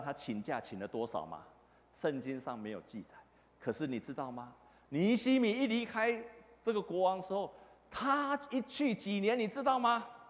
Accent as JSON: {"language": "Chinese", "region": "Taipei", "country": "Taiwan", "tie": "born or raised there", "said": "我小时候就住在这附近，我住在长安东路的前面一点"}